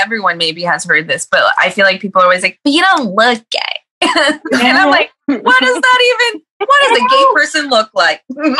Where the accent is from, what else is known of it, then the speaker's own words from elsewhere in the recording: California, United States; now in Seattle, United States; I'm living in Seattle now, but I'm originally from California. I'm queer, obviously, and herbalist